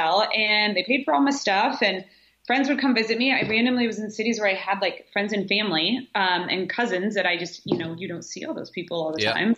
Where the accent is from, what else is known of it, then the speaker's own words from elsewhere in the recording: Nebraska, United States; moved away as an adult; also born or lived in Chicago; now in Richmond, United States; I grew up in Nebraska. I went to the University of Nebraska for college